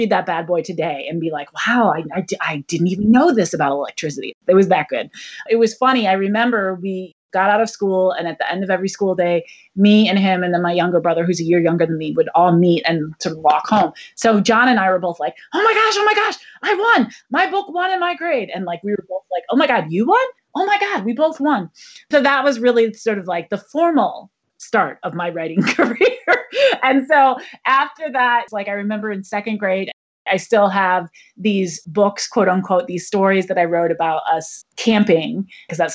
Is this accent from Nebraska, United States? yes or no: no; Ann Arbor, Michigan, United States; I grew up in Ann Arbor, Michigan